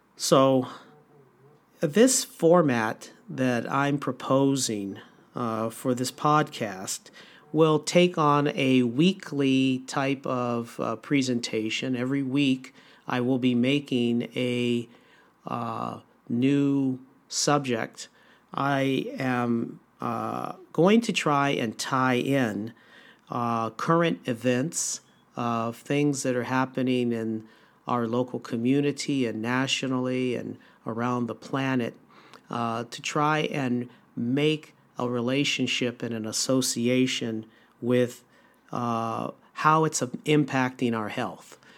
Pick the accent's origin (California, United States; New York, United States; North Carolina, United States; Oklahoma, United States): California, United States; Los Angeles; also born or lived in Ann Arbor, Michigan; I was born and raised in Los Angeles, California.